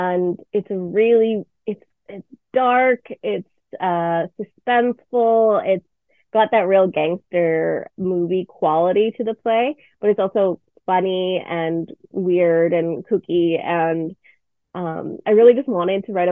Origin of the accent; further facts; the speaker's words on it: Burnaby, British Columbia, Canada; I'm from Burnaby, BC. I've lived here my whole life, the suburb of Vancouver